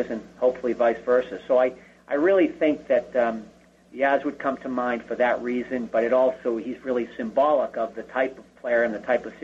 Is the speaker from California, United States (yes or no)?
no; Boston, Massachusetts, United States; growing up in Boston